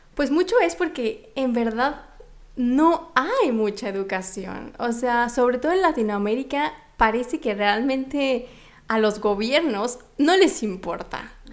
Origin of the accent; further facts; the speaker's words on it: Mexico; moved away; soy mexicana